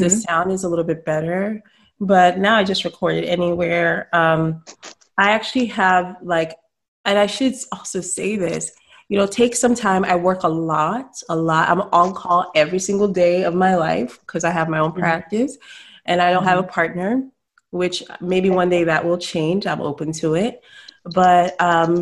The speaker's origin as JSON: {"language": "English", "town": "Salisbury", "region": "Maryland", "country": "United States", "tie": "born or raised there", "said": "I grew up in Salisbury, Maryland"}